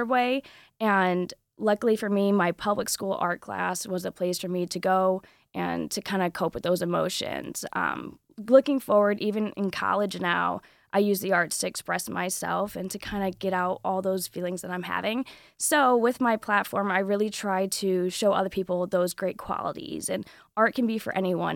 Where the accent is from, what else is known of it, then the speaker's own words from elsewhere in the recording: Southwest Michigan, United States; I'm from Southwest Michigan